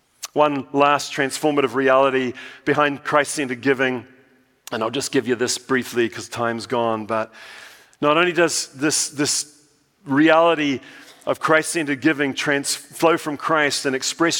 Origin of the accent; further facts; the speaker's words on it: New Zealand; accent: New Zealand; now in United States; When I went back to New Zealand, I was told that I've lost my New Zealand accent completely. So now I'm in no man's land. I don't know whether I'm American or a Kiwi or somewhere in between.